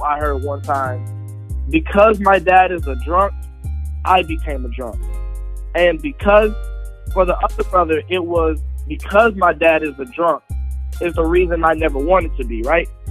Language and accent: English; Atlanta, Georgia, United States; I grew up in Atlanta, Georgia